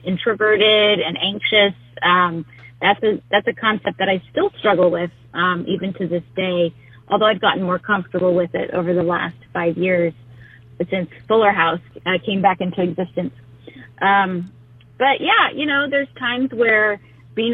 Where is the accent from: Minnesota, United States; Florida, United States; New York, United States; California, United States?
California, United States; Whittier; my life really resided in Whittier, California, which is where I grew up